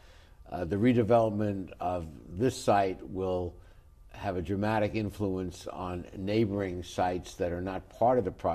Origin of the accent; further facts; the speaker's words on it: New York City, New York, United States; growing up in New York City as a kid